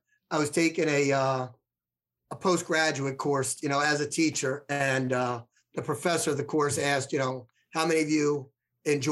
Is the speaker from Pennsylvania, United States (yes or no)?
yes; Ambler, Pennsylvania, United States; My mail address was Ambler, but I lived right around the corner from the high school.